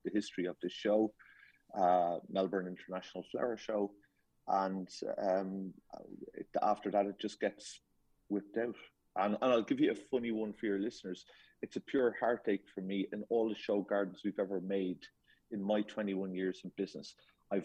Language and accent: English; Ireland; I'm Irish and I'm one of 8